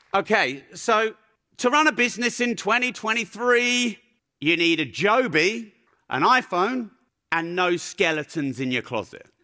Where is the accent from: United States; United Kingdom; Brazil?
United Kingdom; Peterborough, East of England; I'm from Peterborough. Swearing is our grammar. That's how I was raised.